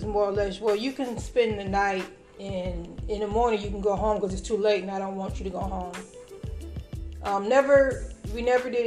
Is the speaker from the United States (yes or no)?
yes; Chicago, Illinois, United States; moved away; also born or lived in Indianapolis, Indiana; I came from Indianapolis and came from Indianapolis when I got here. I came to Chicago. I wound up going back home to Chicago.